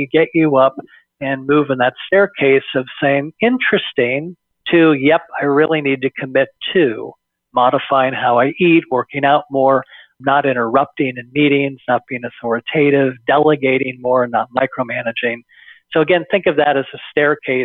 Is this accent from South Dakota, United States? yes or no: no; Bay Area, California, United States; born and raised in the Bay Area